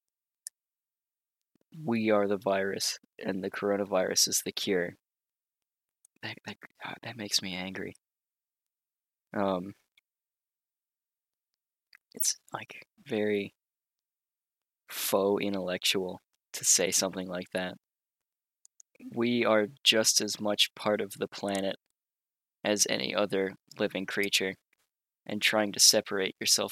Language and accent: English; United States; As an American citizen and a middle-class family